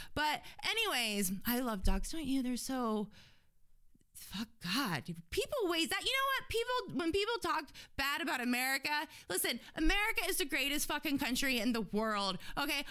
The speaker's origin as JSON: {"language": "English", "town": "Fort Lauderdale", "region": "Florida", "country": "United States", "tie": "born or raised there", "said": "I grew up in Fort Lauderdale"}